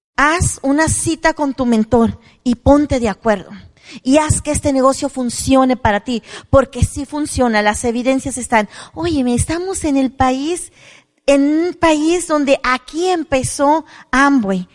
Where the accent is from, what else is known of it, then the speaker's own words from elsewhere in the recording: Mexico; also born or lived in La Despensa de Zaragoza; Soy mexicana orgullosa, vengo de raza indígena maya que hablaba el dialecto mayo